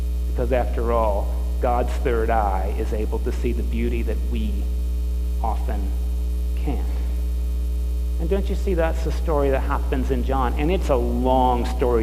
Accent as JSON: {"language": "English", "country": "United States", "tie": "born or raised there", "said": "being born American"}